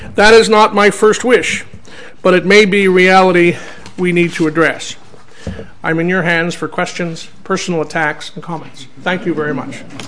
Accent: Nigeria; moved away; I'm originally from Nigeria

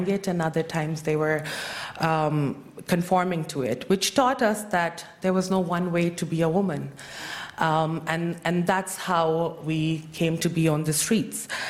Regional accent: Pakistan; I'm from Pakistan

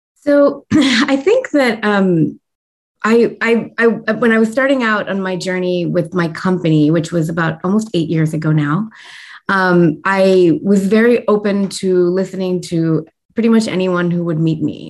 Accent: United States; I was born and raised in the United States

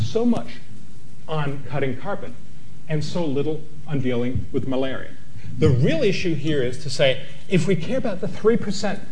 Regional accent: Copenhagen, Capital Region of Denmark, Denmark; in my hometown, we were supposed to have the treaty that would save the world in Copenhagen

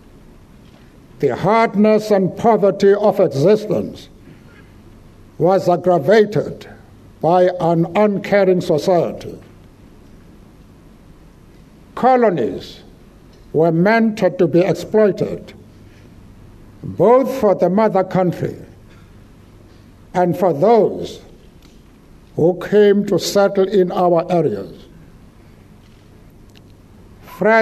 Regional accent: Eastern Cape, South Africa; I grew up in the Eastern Cape, an area of South Africa

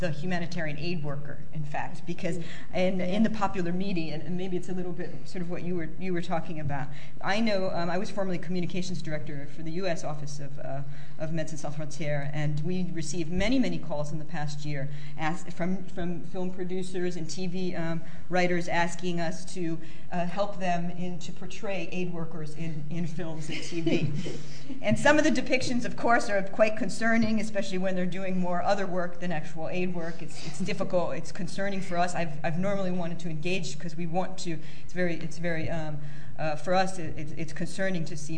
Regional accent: United States; I come from the United States

